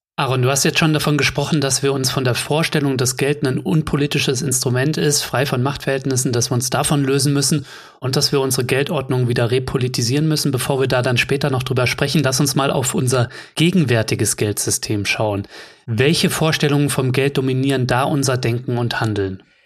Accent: Germany; Bei uns in Deutschland

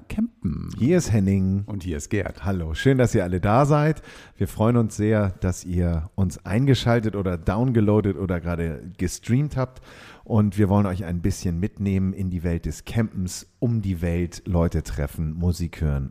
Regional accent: Hamburg, Germany; bin auch aus Hamburg, wie man unschwer hört. Wir glauben ja mal, wir würden so wahnsinnig Hochdeutsch sprechen, aber nein, nein. Also mhm. Hamburger Jung, ähm, hier geboren

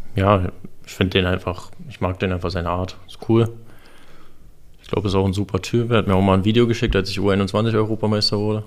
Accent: Berlin, Germany; moved away as an adult; also born or lived in Moscow, Russia; now in Freiburg, Germany; Ich bin auf jeden Fall ein Großstadttyp, keine Frage, ich bin Berliner.

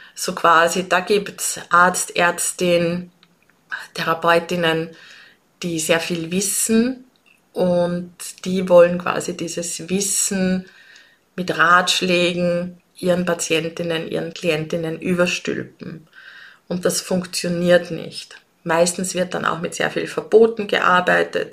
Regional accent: Austria; accent: Austrian dialect; wie du es vielleicht an meinem Dialekt hörst. Ich komme aus Österreich. Ich lebe und arbeite in Wien

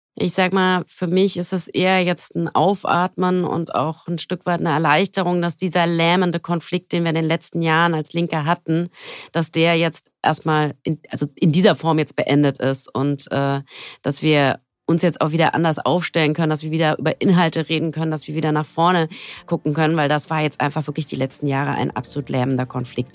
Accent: Frankfurt am Main, Hesse, Germany; Ich komme aus Frankfurt am Main.

